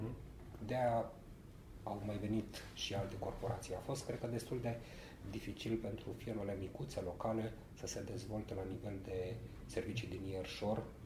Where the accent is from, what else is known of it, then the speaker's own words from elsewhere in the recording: Romania; also born or lived in Sibiu; now in Bucharest, Romania; în primul și în primul rând suntem români și în al doilea rând suntem corporatiști